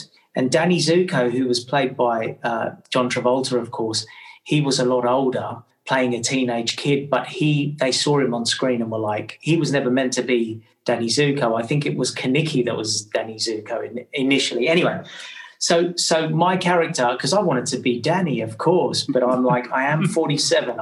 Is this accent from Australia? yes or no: yes; Australia; now in England; I grew up in Australia